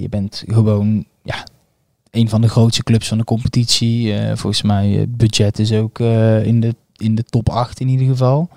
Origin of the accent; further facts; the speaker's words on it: North Brabant, Netherlands; also born or lived in Bonaire; ik ben een Brabander